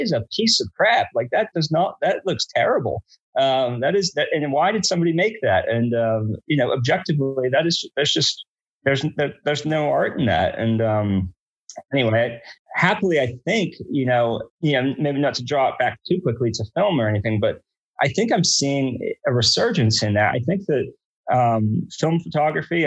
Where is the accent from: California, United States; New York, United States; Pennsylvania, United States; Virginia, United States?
New York, United States; outside New York City, United States; moved away as an adult; also born or lived in Brooklyn, New York; now in Richmond, United States; I grew up outside New York City